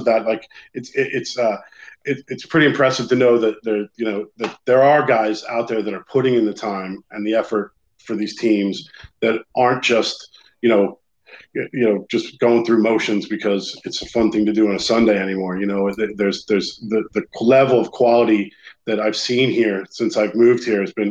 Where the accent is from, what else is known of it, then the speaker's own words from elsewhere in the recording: United States; moved away as an adult; now in Ireland; as an American